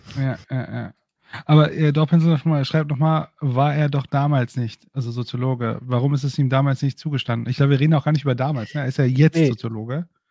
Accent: Bochum, North Rhine-Westphalia, Germany; ich bin in Bochum aufgewachsen, direkt daneben

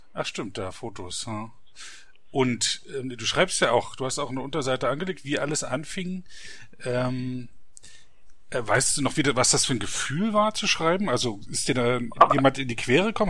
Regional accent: Frankfurt, Brandenburg, Germany; Frankfurt-Oder, das ist die Stadt, wo ich aufgewachsen bin

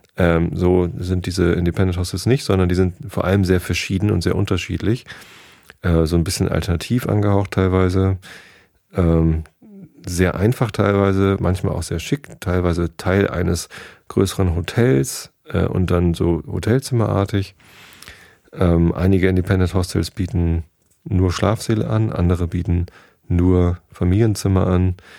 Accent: Tostedt, Lower Saxony, Germany; Abi-Party bei uns in Tosted

